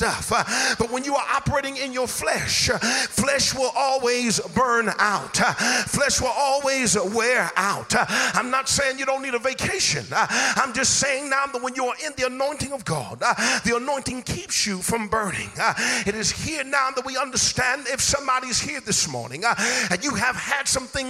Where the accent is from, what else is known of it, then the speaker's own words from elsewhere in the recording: Inglewood, California, United States; I'm from Inglewood